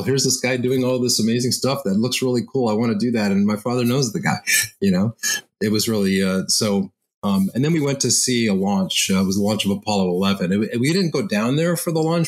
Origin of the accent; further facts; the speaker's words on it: Montreal, Quebec, Canada; I grew up in Montreal